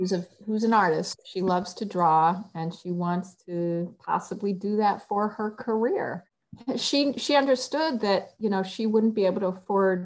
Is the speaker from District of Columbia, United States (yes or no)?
yes; Washington, District of Columbia, United States; also born or lived in New York; now in New York City, United States; I was born in this state and we lived here when I was a baby, but I grew up in Washington, D.C. because my parents moved there when I was 2.5